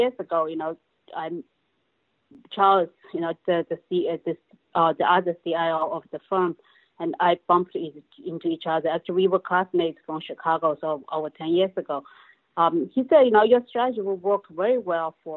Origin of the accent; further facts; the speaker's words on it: China; moved away as an adult; now in United States; Originally, I came from China 27 years ago after I graduated from college